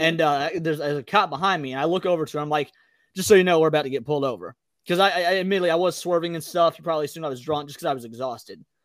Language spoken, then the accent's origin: English; Midwest, United States; I was from the Midwest